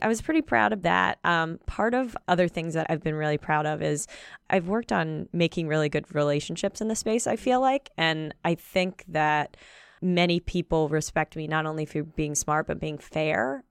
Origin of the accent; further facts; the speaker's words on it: Pennsylvania, United States; also born or lived in Baltimore, Maryland; we moved to Pennsylvania when I was about ten